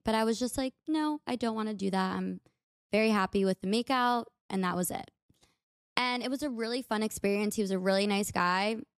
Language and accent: English; United States; accent: American; my American accent